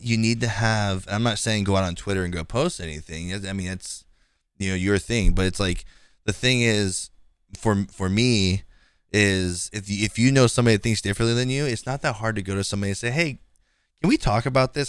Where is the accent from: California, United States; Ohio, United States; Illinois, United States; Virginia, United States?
California, United States; Bay Area; I'm from the Bay Area